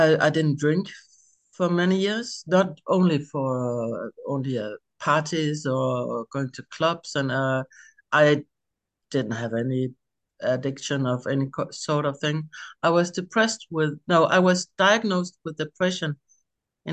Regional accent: Denmark; I'm from Denmark.

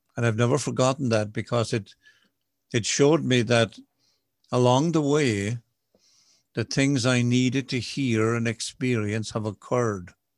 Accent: Ireland; I'm an Irish Catholic boy.

